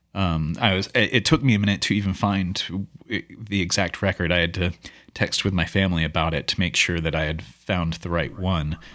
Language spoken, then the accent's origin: English; Louisville, Kentucky, United States; moved away as an adult; also born or lived in Portland; growing up in Louisville and doing sort of teen angst type of music